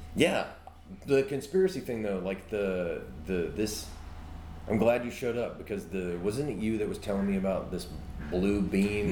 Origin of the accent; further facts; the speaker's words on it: Mobile, Alabama, United States; also born or lived in Cincinnati; now in Perdido Key, United States; I grew up in Mobile